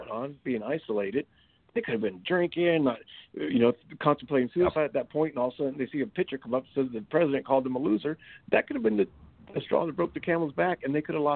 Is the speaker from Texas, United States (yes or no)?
no; California, United States; moved away; I'm originally born and raised in California. I'm in the Bay Area there, so it's not far from my hometown. So I'm excited to be back in Cali to see family